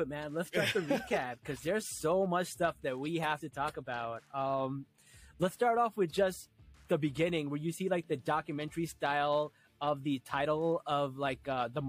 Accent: New Jersey, United States; I'm from Jersey

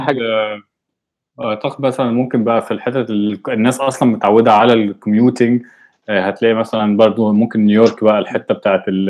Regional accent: Egypt; احنا كمصريين دلوقتي في سيليكون فالي

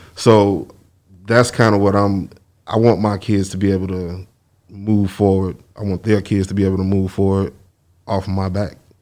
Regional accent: Chicago, Illinois, United States; moved away as an adult; also born or lived in Memphis; we are from Chicago

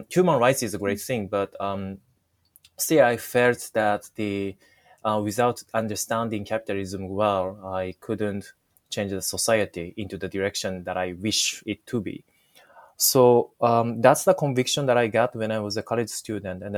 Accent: Japan; first language Japanese; English is a second language; I was born and raised in Japan.

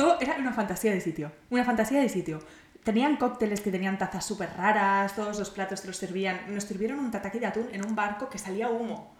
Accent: Barcelona, Catalonia, Spain; yo soy de Barcelona, yo quiero vivir en Barcelona para siempre

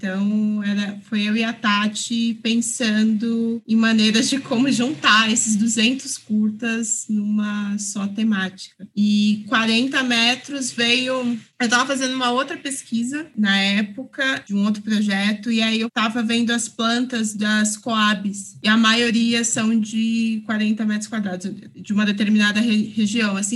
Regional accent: São Paulo, Brazil; Eu sou de Ermelino Matarazzo, Zona Leste de São Paulo.

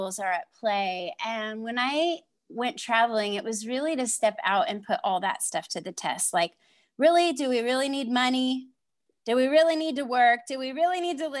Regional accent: Southern California, United States; moved away as an adult; also born or lived in Michigan / Alaska; now in Panama; I was mostly raised in Southern California, even though I was born in Michigan and have very Midwestern parents

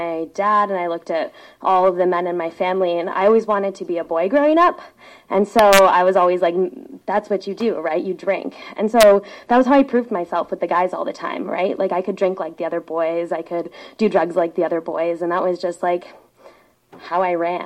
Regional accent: Seattle, Washington, United States; I grew up on Queen Anne. I'm a Seattle kid

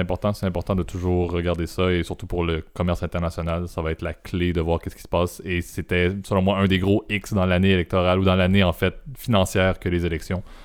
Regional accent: Canada; en tant que Canadien et au Canada

